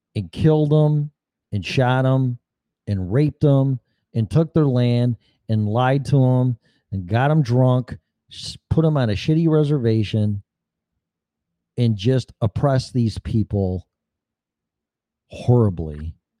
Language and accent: English; Chicago, Illinois, United States; I'm from Chicago